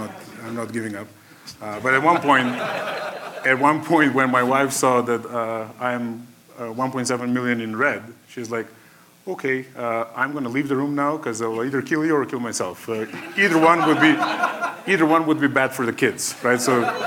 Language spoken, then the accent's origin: English; North Macedonia; English is a second language; moved away as an adult; now in United States; I'm originally from Macedonia. I came to the States when I was 20 years old.